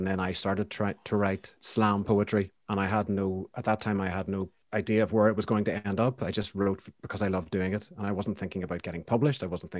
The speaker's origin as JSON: {"language": "English", "town": "Banbridge", "region": "Northern Ireland", "country": "United Kingdom", "tie": "born or raised there", "said": "when I was growing up in Banbridge, I didn't know anyone else that played music."}